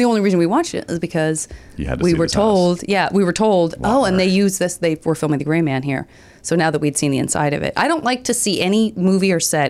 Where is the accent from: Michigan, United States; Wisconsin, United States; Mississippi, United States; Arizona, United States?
Arizona, United States; moved away; I'm not from the West Coast, but when I would go to the West Coast from Arizona.